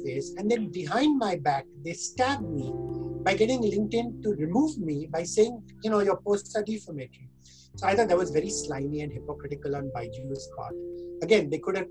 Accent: India; us as Indian citizens

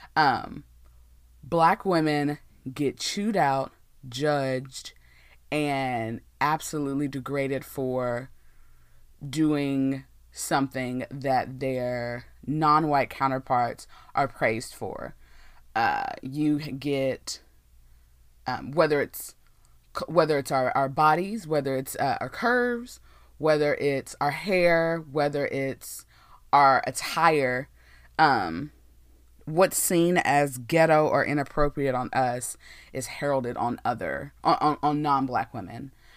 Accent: Texas, United States; I'm from Texas, born and raised in Texas

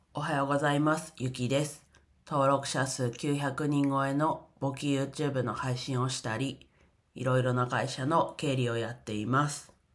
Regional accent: Ninohe, Iwate, Japan; 自分の地元の岩手県二戸市

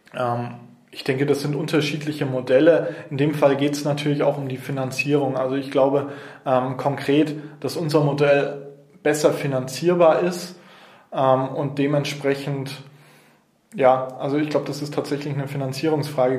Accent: Nuremberg, Bavaria, Germany; hier in Nürnberg geboren. Ähm, bin in Zabo-Gleisheimer Mögeldorf, also da, wo ich jetzt auch aktiv bin, ähm, bin ich aufgewachsen

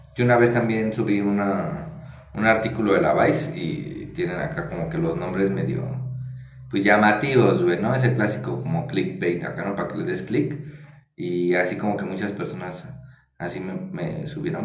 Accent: Mexico; ser periodista es un trabajo de alto riesgo, la verdad, en nuestro país

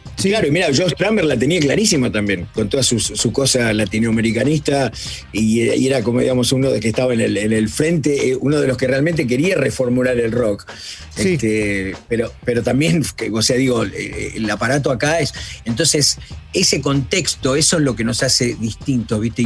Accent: Argentina; moved away as an adult; also born or lived in United States; nunca me fui tampoco de Argentina, este, a Estados Unidos

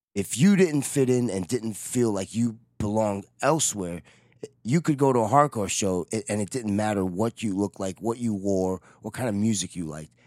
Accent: New York, United States; I'm from New York

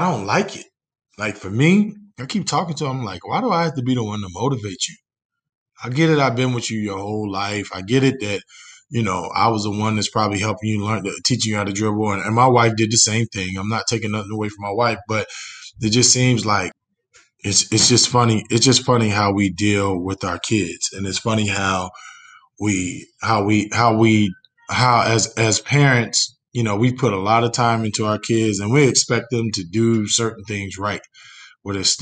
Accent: New Jersey, United States; now in Indiana, United States; I'm from New Jersey

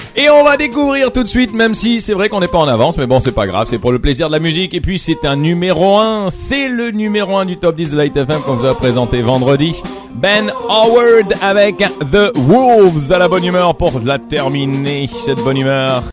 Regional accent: France; moi je suis français

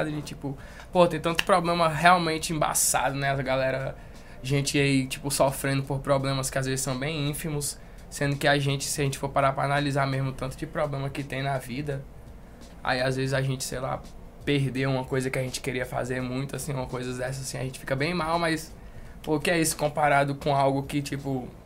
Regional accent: Brasília, Federal District, Brazil; born there; also born or lived in Manaus; Basicamente, eu nasci em Brasília. E aí a gente morou em Manaus, depois veio pra cá.

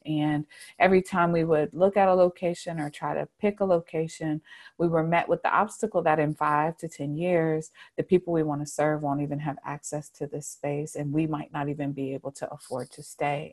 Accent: Charlotte, North Carolina, United States; I was born and raised in Charlotte, um, and I've lived here for most of my life, even though I did leave for a time.

